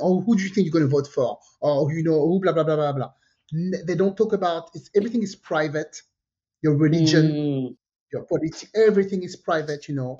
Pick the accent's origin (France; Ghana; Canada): France; French Caribbean; I was born in France, but I'm from the French Caribbean.